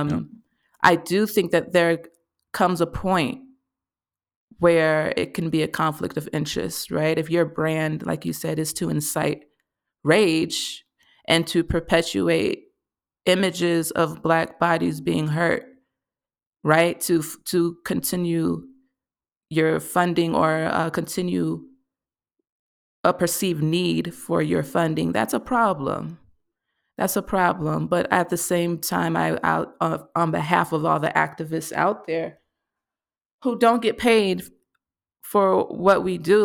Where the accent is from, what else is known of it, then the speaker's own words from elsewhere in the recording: Mississippi, United States; I'm coming from Mississippi